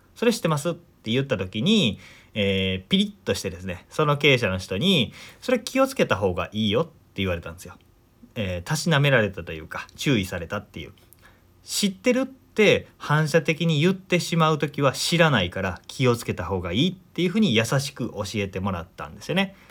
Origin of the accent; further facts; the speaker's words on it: Omihachiman, Shiga, Japan; 僕の実家の話なんですけど実家はね滋賀県の近江八幡っていうところ